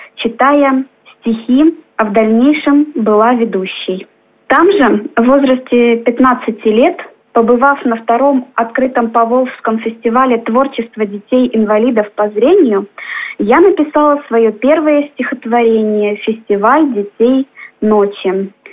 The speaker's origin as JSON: {"language": "Russian", "area": "Zolotukhinsky District", "region": "Kursk Oblast", "country": "Russia", "tie": "born or raised there", "also_born_or_lived": "Nizhnee Smorodino, Kursk Oblast / Tyotkino, Kursk Oblast", "said": "Родилась я в Соловьином крае, в Золотухинском районе, 1992 году."}